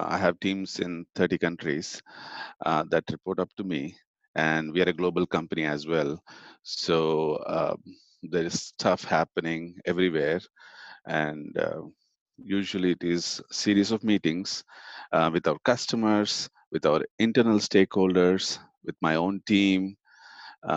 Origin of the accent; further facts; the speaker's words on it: Chennai, Tamil Nadu, India; moved away as an adult; also born or lived in Oklahoma; now in United States; I grew up in India in a town called, or a city called Chennai.